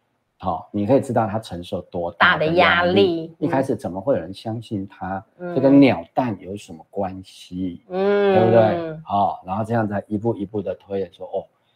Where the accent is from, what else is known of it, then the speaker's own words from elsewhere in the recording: Taiwan; 我们台湾人民也知道啊，